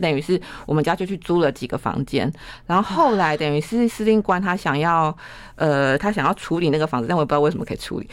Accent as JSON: {"language": "Chinese", "town": "Keelung", "country": "Taiwan", "tie": "born or raised there", "moved": "yes", "said": "我从小就住在那个地方"}